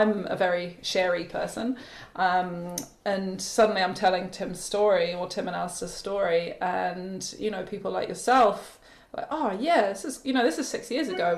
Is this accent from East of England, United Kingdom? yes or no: no; just south of Edinburgh, Scotland, United Kingdom; moved away as an adult; also born or lived in Wanaka, New Zealand; now in New Zealand; I'm actually from Scotland. Grew up just south of Edinburgh, and came over to New Zealand after graduating art school